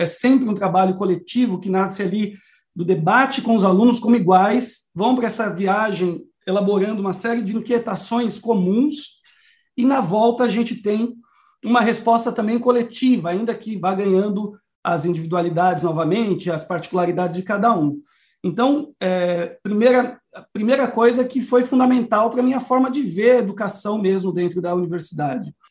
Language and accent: Portuguese; ABC Paulista, São Paulo, Brazil; moved away; also born or lived in Amazon; eu sou de São Paulo, sou aí do ABC Paulista